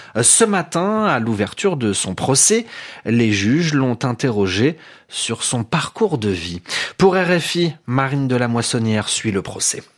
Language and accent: French; Iran; moved away; mon pays, l'Iran